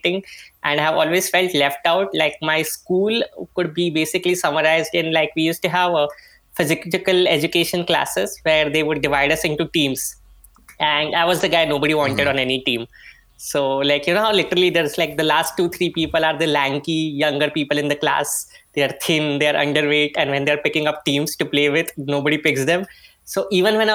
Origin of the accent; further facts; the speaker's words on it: Mumbai, Maharashtra, India; I am from Bombay, India